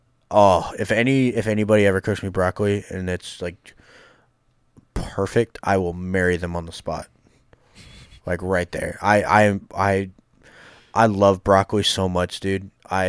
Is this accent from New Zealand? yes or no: no; Ireland; Look, I'm Irish. I love potatoes, but, like, not that much.